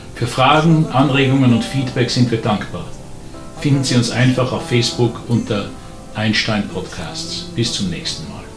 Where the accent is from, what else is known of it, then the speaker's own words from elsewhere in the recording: Vienna, Austria; Ich war Wiener